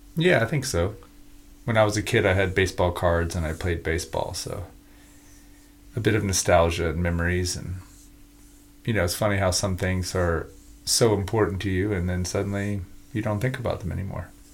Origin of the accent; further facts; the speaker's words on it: United States; I'm just an American. So I'm in I'm in America